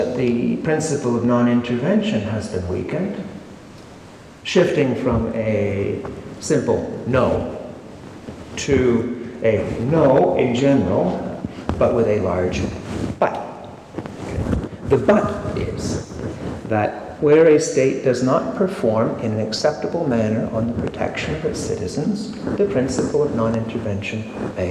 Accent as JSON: {"language": "English", "country": "Canada", "said": "I come from Canada"}